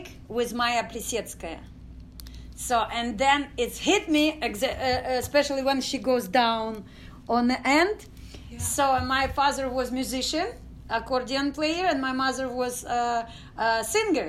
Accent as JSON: {"language": "English", "country": "Ukraine", "tie": "born or raised there", "second_language": "English", "moved": "as an adult", "lives_now": "Houston, United States", "said": "I was born in Ukraine, a village, Dachnaya"}